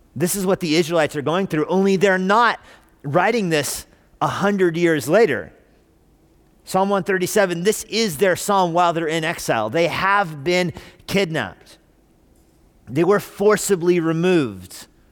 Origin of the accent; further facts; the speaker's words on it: Albuquerque, New Mexico, United States; moved away; I was born in Albuquerque.